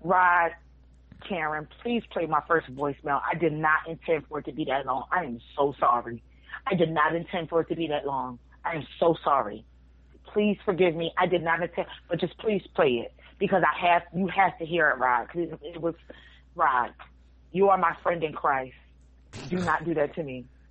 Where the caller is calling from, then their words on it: New Jersey, United States; I'm from Jersey, calling